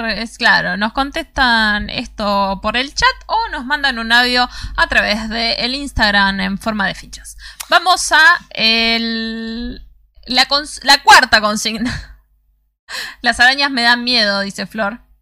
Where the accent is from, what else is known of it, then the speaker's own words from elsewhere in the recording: Argentina; somos los argentinos